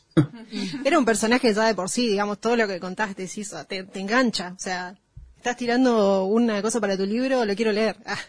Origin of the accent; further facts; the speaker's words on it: Chaco, Argentina; Yo soy del Chaco, que está al lado de Corrientes.